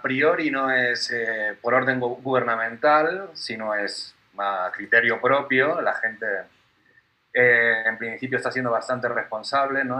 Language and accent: Spanish; Barcelona, Catalonia, Spain; moved away as an adult; also born or lived in Buenos Aires; now in Mexico; soy, soy nativo de Barcelona, nací en Barcelona y hace unos ocho años por ahí me mudé a Buenos Aires